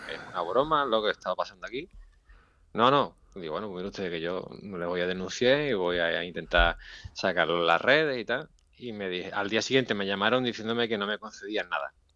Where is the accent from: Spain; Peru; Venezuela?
Spain; Huelva, Andalusia; yo soy de Huelva